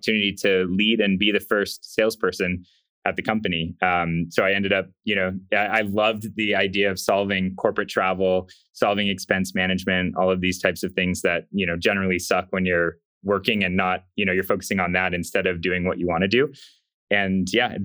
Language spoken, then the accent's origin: English; Upland, California, United States; I grew up in a town in Southern California called Upland